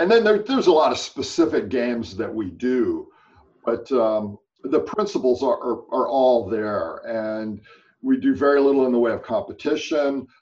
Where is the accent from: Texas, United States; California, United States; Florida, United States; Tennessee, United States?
California, United States; growing up in California had a, a very big uh, environmental influence in my life